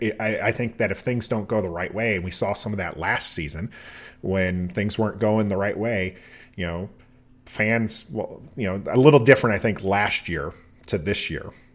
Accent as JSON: {"language": "English", "region": "Oklahoma", "country": "United States", "tie": "born or raised there", "moved": "yes", "said": "I was born in Oklahoma"}